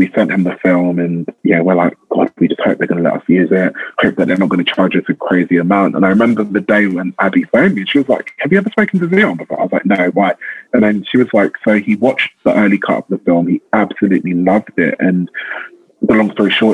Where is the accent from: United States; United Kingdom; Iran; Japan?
United Kingdom; London; growing up in South London